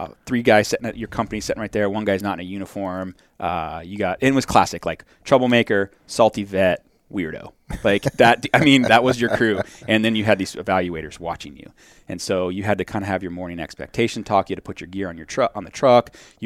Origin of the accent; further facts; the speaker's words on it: Wickenburg, Arizona, United States; I am from Wickenburg, and then they laugh, and I'm like, no, actually, there's a lot of smart people from Wickenburg.